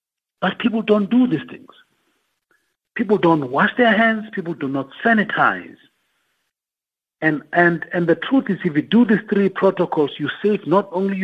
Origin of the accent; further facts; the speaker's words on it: Tembisa, Gauteng, South Africa; I'm from Tembisa